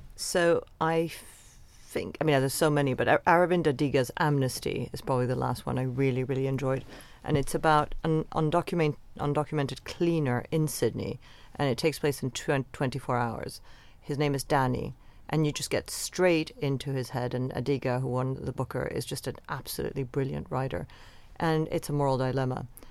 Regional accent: Venezuela; now in London, United Kingdom; the world that I grew up in in Venezuela

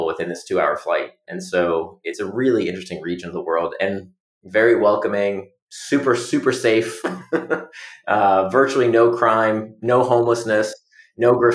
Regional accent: Orlando, Florida, United States; moved away as an adult; now in Singapore; I grew up in Orlando, Florida, and people saw the mezuzah on my door

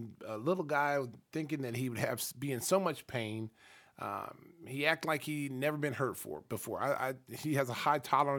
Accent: Oklahoma, United States; moved away as an adult; now in Chicago, United States; I'm from Oklahoma.

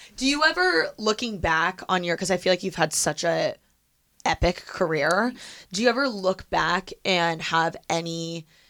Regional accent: Midwest, United States; moved away; growing up in the Midwest, it's such a big thing to like high five

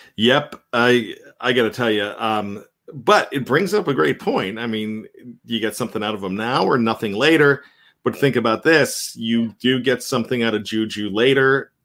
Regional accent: Johnstown, Pennsylvania, United States; accent: Yinzer; We consider ourselves Yinzers um, growing up in Johnstown

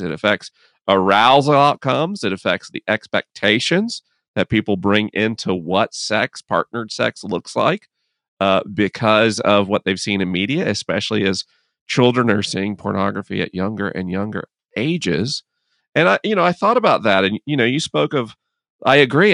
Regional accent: United States; as an American

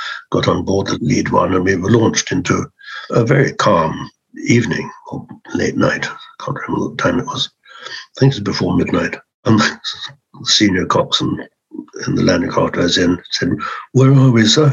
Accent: Scotland, United Kingdom; I'm a Scot

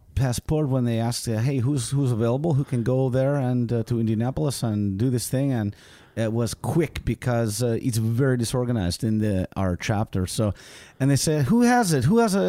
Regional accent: Vilnius, Vilnius County, Lithuania; I'm from Vilnius, Lithuania.

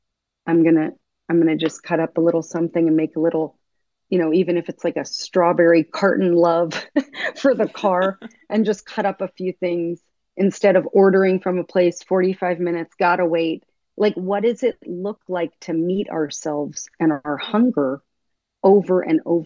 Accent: United States; I grew up here in America.

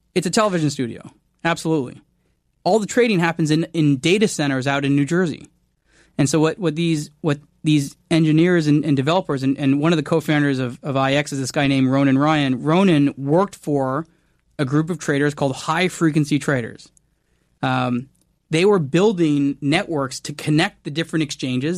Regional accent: Canada; I'm Canadian

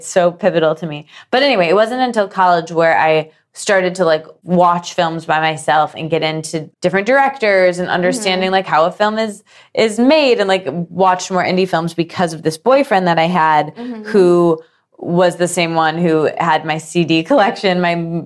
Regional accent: Midwest, United States; born or raised there

